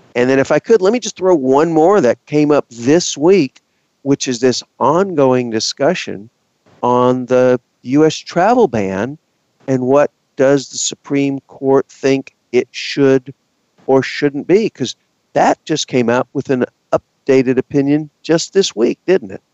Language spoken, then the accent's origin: English; Texas, United States; I am from Texas